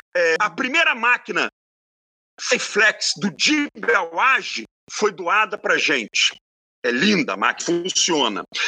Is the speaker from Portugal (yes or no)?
no; Campos dos Goytacazes, Rio de Janeiro, Brazil; a casa onde eu nasci, moro e hei de morrer foi construída pelo meu avô